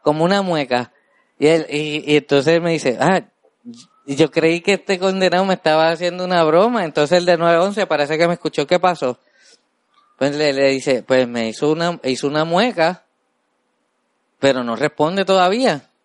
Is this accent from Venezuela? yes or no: no; Puerto Rico; somos así los puertorriqueños